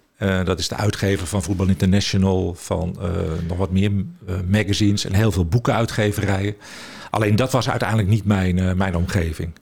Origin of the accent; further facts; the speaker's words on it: Amsterdam, North Holland, Netherlands; also born or lived in Venlo / Alkmaar; ik ben opgegroeid in Amsterdam